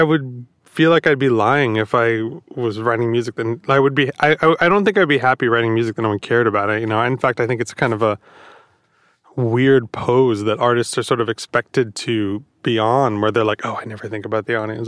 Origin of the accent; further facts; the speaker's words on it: Long Island, New York, United States; I grew up on Long Island